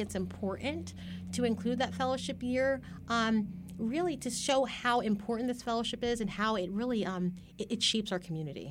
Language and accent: English; Carneys Point, New Jersey, United States; I actually grew up not too far away from here, um, in South Jersey, um, in a small town called, uh, Kearney's Point